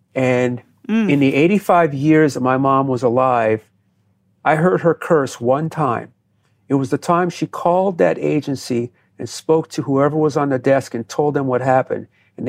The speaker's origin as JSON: {"language": "English", "region": "New Jersey", "country": "United States", "tie": "born or raised there", "said": "I grew up in New Jersey"}